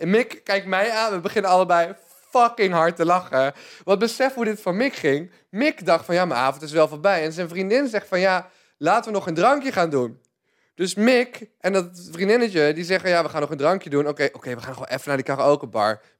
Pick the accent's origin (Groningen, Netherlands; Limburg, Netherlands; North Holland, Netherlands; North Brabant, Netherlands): North Brabant, Netherlands; 's-Hertogenbosch; born there; Ik ben geboren in Den Bosch, maar ik vond het best wel een ons, ons, ons cultuurtje.